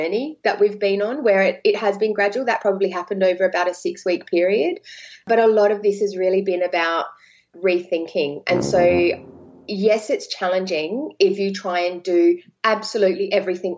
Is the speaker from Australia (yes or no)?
yes; Adelaide, South Australia, Australia; there are only 1.4 million in Adelaide, where I'm from